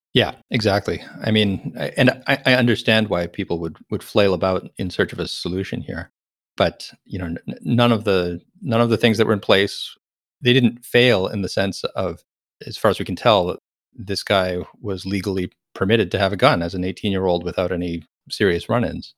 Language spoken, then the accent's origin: English; Texas, United States; moved away; also born or lived in California; I'm a Texan.